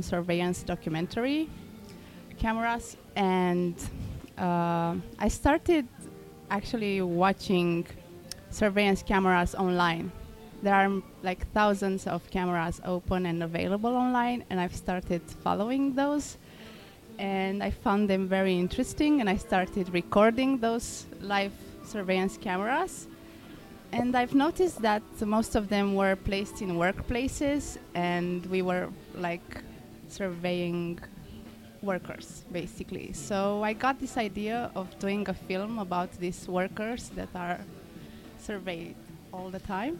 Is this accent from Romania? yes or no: yes; Romania; moved away as an adult; now in New York, United States; I'm a filmmaker from Romania, but I live in New York for the past 5 years